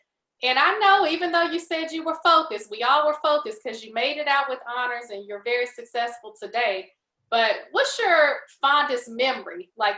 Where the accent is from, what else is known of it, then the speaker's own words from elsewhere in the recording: Houston, Texas, United States; growing up in Houston